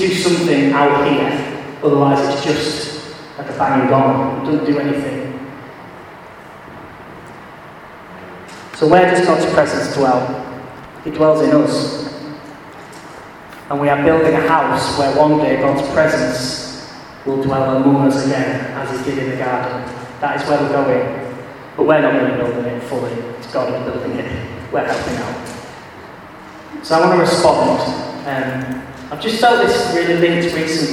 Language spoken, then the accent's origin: English; England, United Kingdom; As English Christians